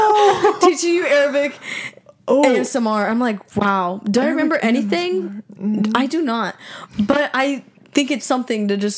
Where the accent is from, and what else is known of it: United States